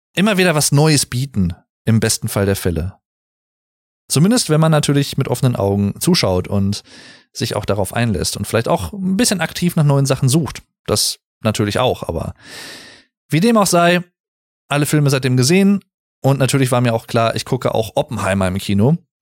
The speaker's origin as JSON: {"language": "German", "area": "Sauerland", "region": "North Rhine-Westphalia", "country": "Germany", "said": "ich komme aus dem Sauerland"}